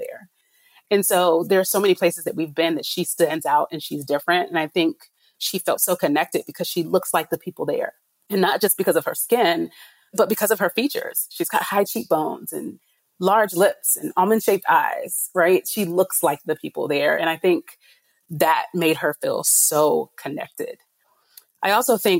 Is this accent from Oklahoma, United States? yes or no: no; Tallahassee, Florida, United States; I grew up in Tallahassee, Florida, which is the capital of Florida.